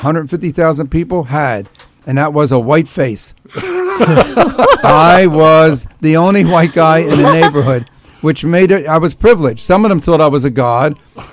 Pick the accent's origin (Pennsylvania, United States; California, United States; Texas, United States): Pennsylvania, United States; Philadelphia; my hometown of Philly